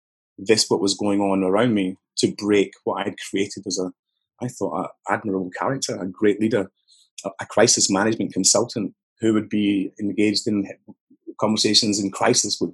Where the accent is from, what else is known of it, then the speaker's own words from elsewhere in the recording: Newarthill, Scotland, United Kingdom; I grew up just outside Glasgow. I suppose it's southeast a little bit from Glasgow, but 15 miles, something like that, in a place called Newark Hill